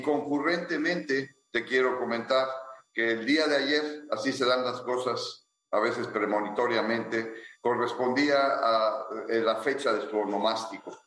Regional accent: Ciudad Victoria, Tamaulipas, Mexico; los dos nacimos en Ciudad Victoria

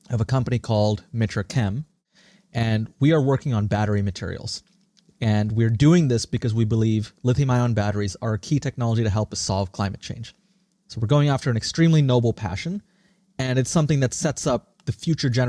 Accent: Singapore; also born or lived in India; now in United States; And tracing back my roots, I was born in India, I grew up in Singapore, and I came to the US 20 years ago, much like many immigrants do.

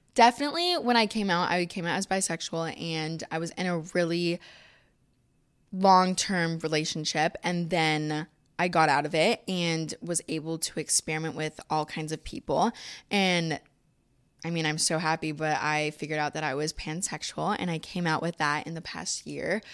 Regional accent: Florida, United States; moved away as an adult; now in Los Angeles, United States; growing up in Florida, I've always been blonde

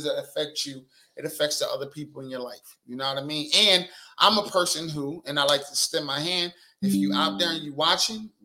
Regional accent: Wilmington, Delaware, United States; We talk shit where I'm from. I'm from Wilmington, Delaware.

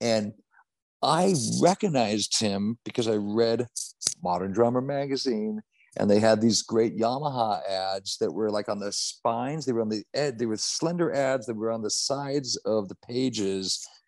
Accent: Orange County, California, United States; I grew up in Orange County

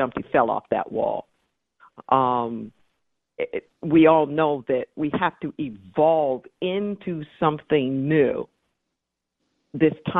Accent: Los Angeles, California, United States; now in Santa Cruz, United States; I was raised in Los Angeles

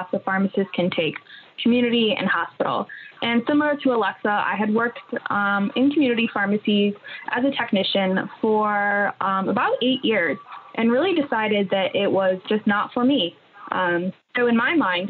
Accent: Connecticut, United States; moved away as an adult; now in Lincoln, Rhode Island, United States; I'm originally from Connecticut

